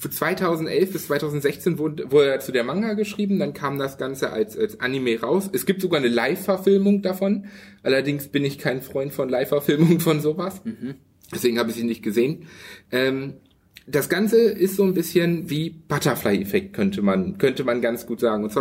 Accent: Hanover, Lower Saxony, Germany; Ich, ich, ich komme ja aus Hannover

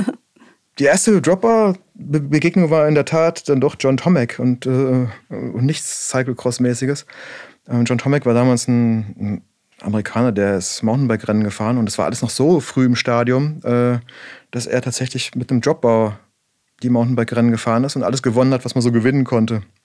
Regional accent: Black Forest, Baden-Württemberg, Germany; bei uns im Schwarzwald, ich komme aus dem Schwarzwald

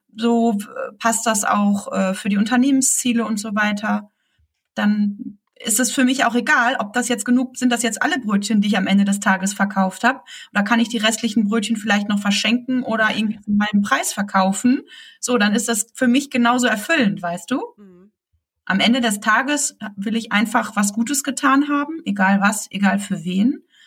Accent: Germany; bei uns in Deutschland

